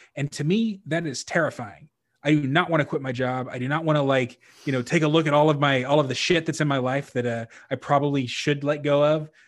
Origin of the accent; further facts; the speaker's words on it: Texas, United States; I was raised Catholic in Texas where everybody's Southern Baptist